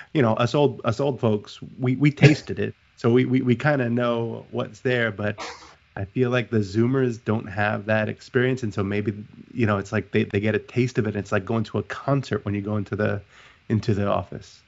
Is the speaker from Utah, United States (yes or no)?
no; New York City, New York, United States; I'm a New Yorker